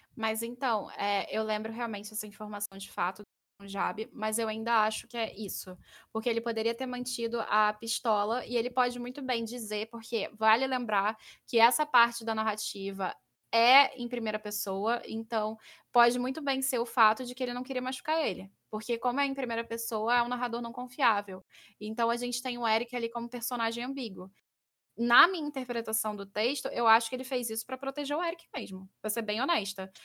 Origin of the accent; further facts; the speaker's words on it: Rio de Janeiro, Brazil; eu sou carioca